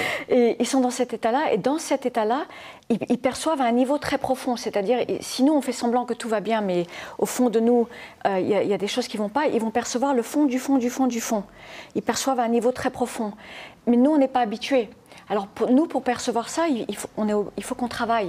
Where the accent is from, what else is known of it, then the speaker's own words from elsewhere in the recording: Formentera, Balearic Islands, Spain; also born or lived in United States / France; Je suis née aux États-Unis, mais je suis mhm. élevée à Formentera, dans les Baléares